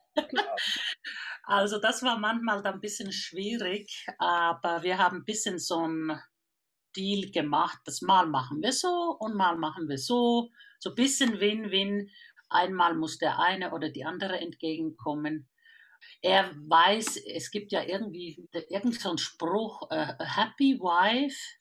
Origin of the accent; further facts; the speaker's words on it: Finland; now in Germany; Ich bin eine Vollfinnin. Ich komme aus dem Land von den tausenden Seen und der Mitternachtssonne